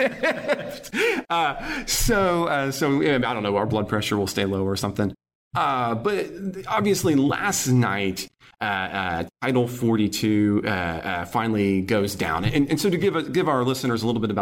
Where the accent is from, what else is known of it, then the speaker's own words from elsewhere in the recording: United States; moved away; back in my hometown